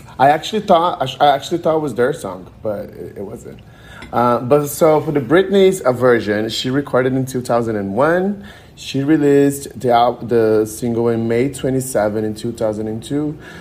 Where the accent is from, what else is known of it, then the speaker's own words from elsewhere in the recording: Brazil; moved away as an adult; also born or lived in Connecticut / Denver; now in Miami, United States; I'm from Brazil originally